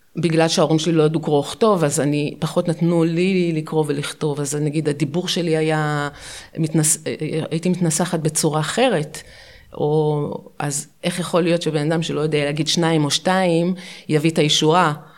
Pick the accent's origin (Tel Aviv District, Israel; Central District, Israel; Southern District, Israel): Tel Aviv District, Israel; Ramat Gan; also born or lived in Pardes Katz, Bnei Brak; גדלנו בפרדס כץ, עברנו, בכיתה ג' עברנו לרמת גן